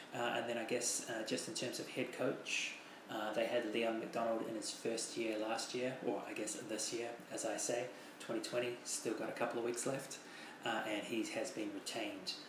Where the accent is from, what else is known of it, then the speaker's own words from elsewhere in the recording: New Zealand; as a New Zealander